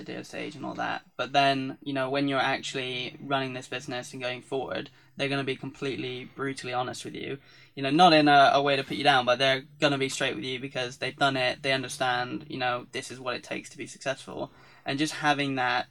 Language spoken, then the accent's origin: English; Devon, South West England, United Kingdom; moved away as an adult; I came from Devon